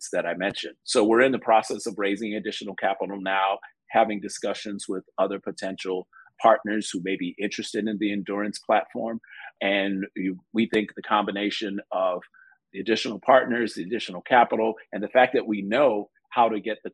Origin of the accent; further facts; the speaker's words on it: Chicago, Illinois, United States; growing up in Chicago